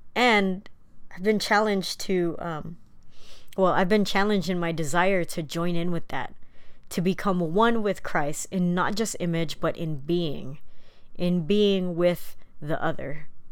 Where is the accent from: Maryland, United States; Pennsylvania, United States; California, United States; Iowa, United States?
California, United States; San Diego; My parents immigrated from the Philippines in nineteen seventy-two. with my oldest brother, and they ended up in San Diego